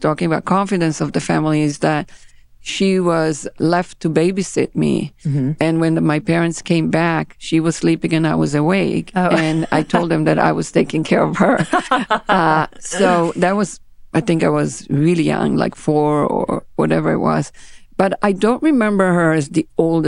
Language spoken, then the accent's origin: English; Israel; first language Hebrew; English is a second language; moved away as an adult; now in New York, United States; I was born in Israel, that's correct. I was born in a small town on the beach of the Mediterranean.